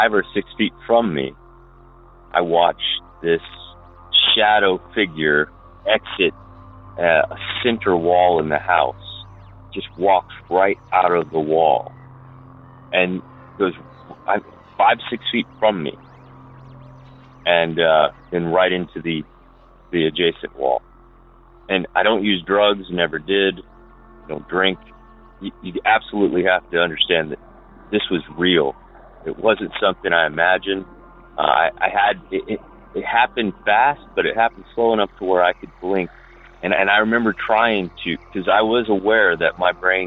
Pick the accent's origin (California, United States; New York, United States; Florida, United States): Florida, United States; Bradenton; I grew up in Bradenton, Florida